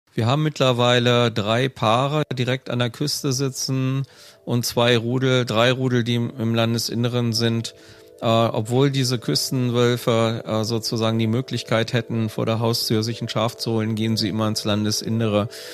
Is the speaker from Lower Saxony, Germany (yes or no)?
yes; Wedemark, Lower Saxony, Germany; moved away as an adult; now in Schwarmstedt, Germany; in meiner alten Heimatgemeinde, die südlich an der Samtgemeinde Schwarmstedt angrenzt, die Gemeinde Wedemark